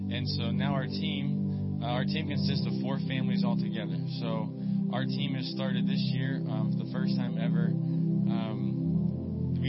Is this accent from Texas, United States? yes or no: no; Pittsburgh, Pennsylvania, United States; moved away as an adult; now in Papua, Indonesia; I'm originally from Pittsburgh